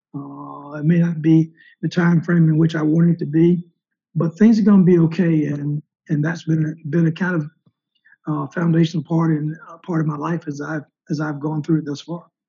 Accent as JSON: {"language": "English", "region": "the South", "country": "United States", "tie": "born or raised there", "said": "my family and other black people growing up in the South"}